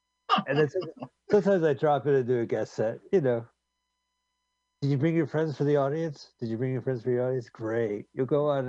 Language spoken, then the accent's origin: English; California, United States; I'm from California.